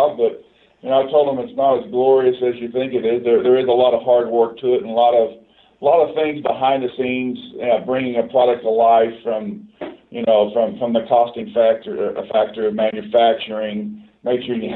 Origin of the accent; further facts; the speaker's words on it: Boonville, Missouri, United States; I grew up in Boonville, Missouri, which is in central Missouri, on the bluffs of the Missouri River